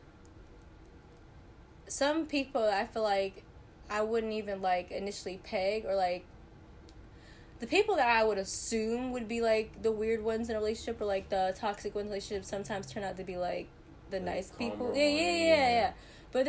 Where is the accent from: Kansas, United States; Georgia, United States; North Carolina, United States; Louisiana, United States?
North Carolina, United States; I'm from North Carolina